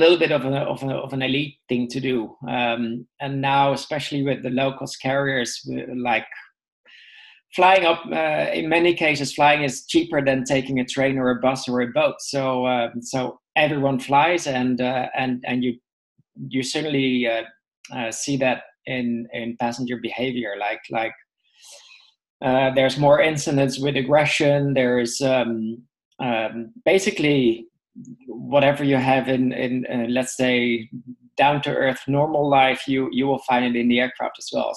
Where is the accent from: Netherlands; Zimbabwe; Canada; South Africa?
Netherlands; I was born in the Netherlands.